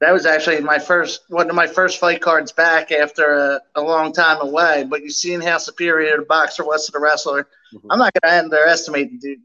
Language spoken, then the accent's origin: English; Philadelphia, Pennsylvania, United States; Philly's my hometown